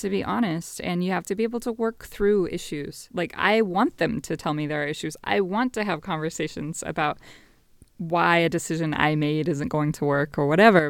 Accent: Las Vegas, Nevada, United States; moved away as an adult; also born or lived in Northern California / Bay Area; Born and raised in Vegas until about fifth grade, then moved to rural Nevada

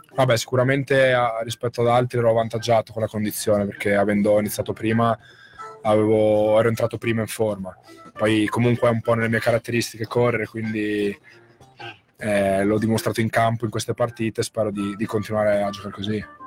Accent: Muzzana del Turgnano, Friuli-Venezia Giulia, Italy; moved away; also born or lived in Latisana; il, mio, il, mio, paese d'origine è Muzzana

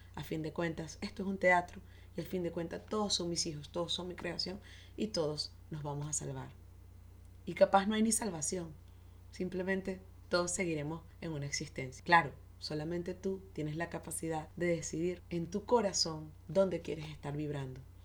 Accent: Venezuela; Soy venezolana

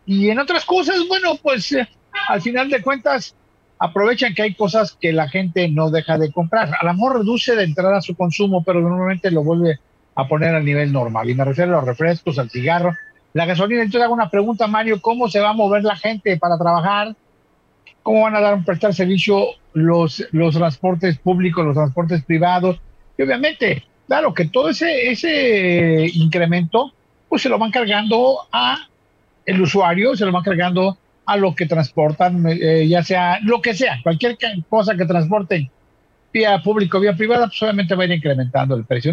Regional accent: Mexico; Somos mexicanos

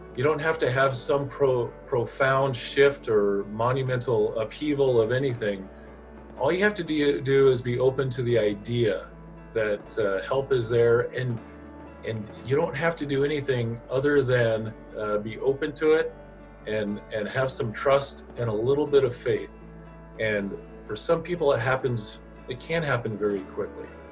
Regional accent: Eugene, Oregon, United States; I'm from the Eugene area. Uh, grew up here.

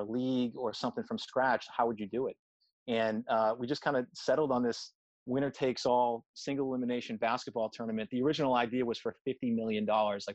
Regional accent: Boston, Massachusetts, United States; I grew up in Boston

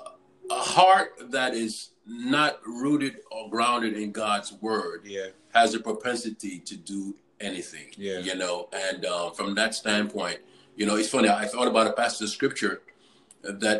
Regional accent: New York, United States; I grew up in New York most of my life

